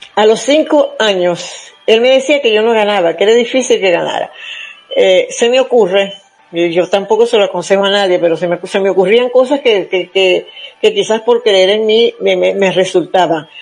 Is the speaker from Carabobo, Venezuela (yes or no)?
no; Zulia, Venezuela; moved away; el estado donde yo nací, en el estado Zulia